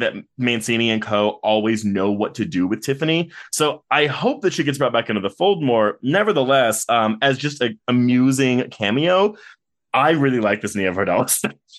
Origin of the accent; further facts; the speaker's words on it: Texas, United States; I am from Texas